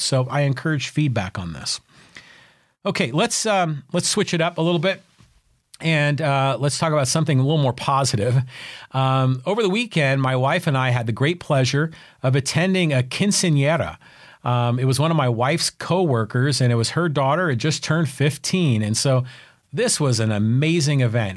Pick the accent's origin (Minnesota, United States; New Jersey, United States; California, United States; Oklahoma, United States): California, United States; San Francisco; now in San Diego, United States; I grew up in San Francisco and, you know, like Irish Catholic family